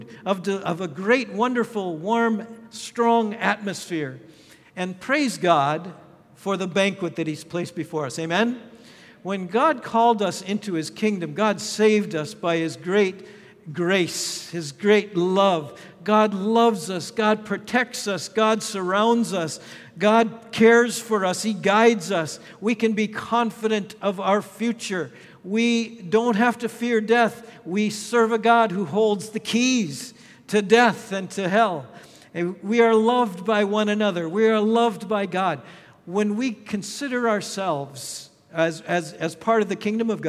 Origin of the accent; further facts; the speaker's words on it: Minnesota, United States; moved away; also born or lived in Thailand; my home state of Minnesota